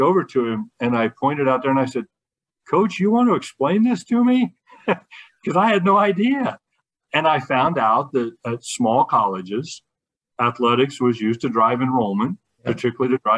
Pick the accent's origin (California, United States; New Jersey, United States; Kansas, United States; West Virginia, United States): Kansas, United States; I was from Kansas and knew a lot of people